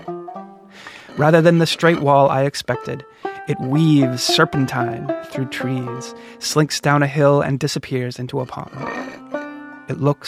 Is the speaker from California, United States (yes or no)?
no; Portland, Oregon, United States; my hometown, Portland, Oregon